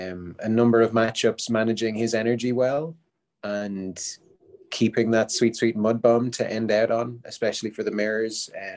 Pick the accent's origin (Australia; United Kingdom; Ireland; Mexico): Ireland; Dublin, Leinster; I'm from Dublin, Ireland